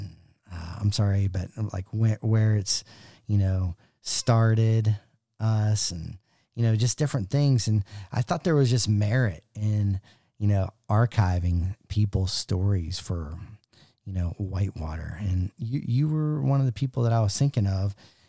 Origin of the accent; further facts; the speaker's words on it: West Virginia, United States; But yeah, growing up on the Gauley, the top Gauley, with some property, mm-hmm. and then becoming a river guide with Wildwater.